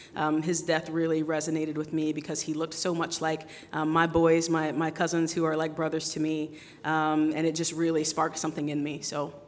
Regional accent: United States; grow up in America as my home country

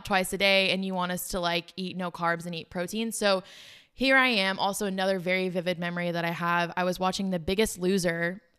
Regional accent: South Africa; now in United States; but my family, we are from South Africa. And so there was always this like finish your plate mindset growing up. I think that was from we did struggle when we first moved to America.

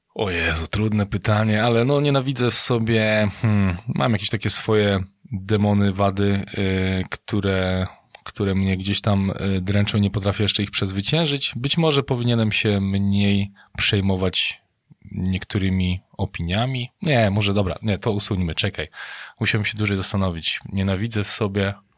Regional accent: Wołów, Lower Silesian Voivodeship, Poland; ja jestem z Wołowa na Dolnym Śląsku

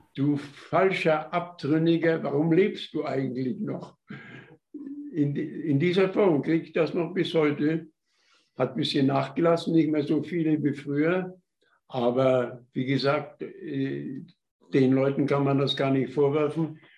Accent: Upper Silesia, Gogolin/Kostwilitz area, Opole Voivodeship, Poland; moved away as an adult; now in Germany; von meiner Heimatstadt Kostwilitz

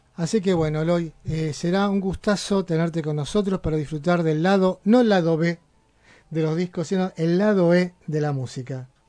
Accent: Buenos Aires, Argentina; now in Berisso, Argentina; Yo nací en un barrio que realmente tiene algún cierto parentesco con Berizo, que es ahora mi ciudad adoptiva. Yo soy del barrio de Mataderos, en Capital Federal

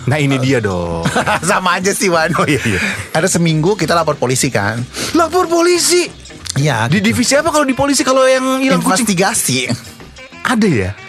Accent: Java, Indonesia; kan gue orang Jawa

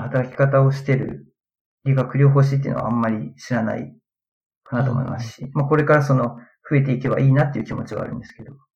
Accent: Aichi, Japan; moved away as an adult; now in Tsukuba, Japan; 出身は愛知県なんですけど、まあ、就職で、つくばの方に来まして

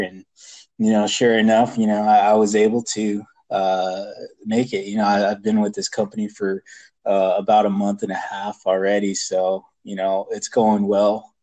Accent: California, United States; born and raised in California and who has stayed in here

